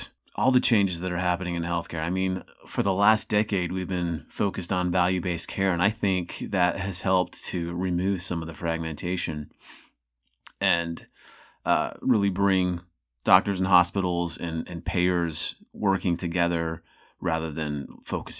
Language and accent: English; Salt Lake City, Utah, United States; I'm from the Intermountain West in Salt Lake City